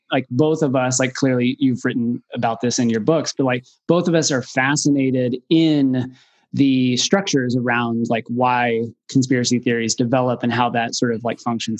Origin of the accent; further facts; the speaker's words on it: Waco, Texas, United States; from Waco, but I don't have anything to say.